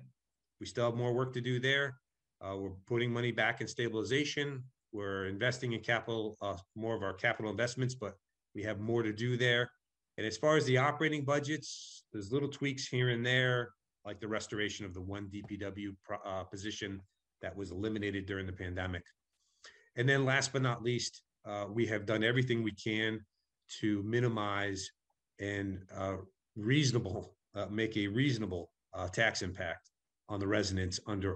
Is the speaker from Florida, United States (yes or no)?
no; Connecticut, United States; now in Massachusetts, United States; I'm from Connecticut originally